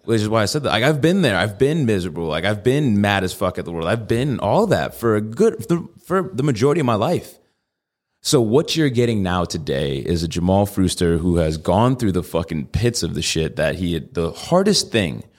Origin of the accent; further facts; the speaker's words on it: Connecticut, United States; now in Tucson, United States; I'm from Connecticut